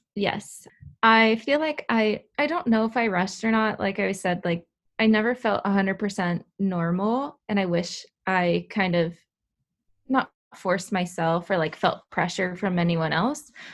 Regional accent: Southern California, United States; I'm from Southern California.

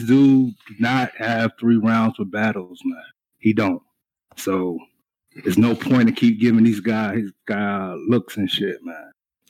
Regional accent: Raleigh, North Carolina, United States; No, I'm not from Atlanta. No, I'm not. I'm from Raleigh, North Carolina. Oh, but God, I've been all over and everything.

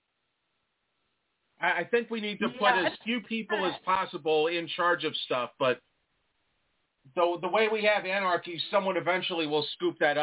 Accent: Long Island, New York, United States; moved away; I'm originally from New York

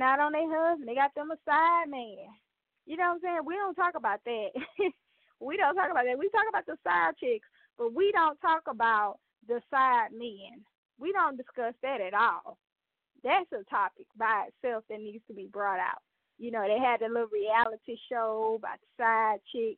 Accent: the South, United States; I'm from the South

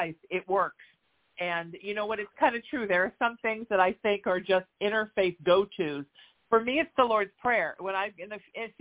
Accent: Surf City, United States; I grew up in Surf City, spent my life in the water

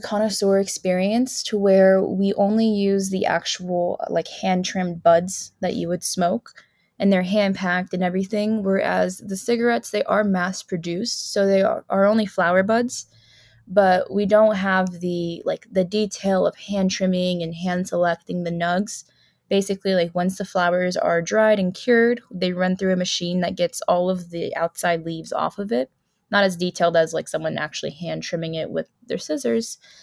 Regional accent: South Carolina, United States; moved away as an adult; I grew up in South Carolina near the beach

